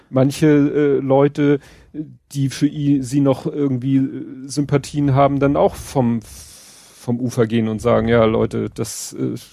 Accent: Hamburg, Germany; Ich als Hamburger.

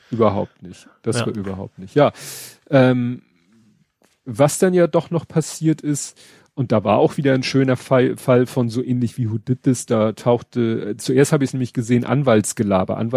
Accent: Hamburg, Germany; Genau, und das wusste ich nicht, muss ich zugeben, als Hamburger.

